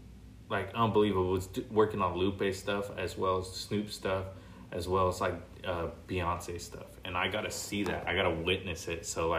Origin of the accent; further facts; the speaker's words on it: La Mirada, California, United States; La Mirada, California. So I'm on the border of Orange County, LA County. So that city's just split in half.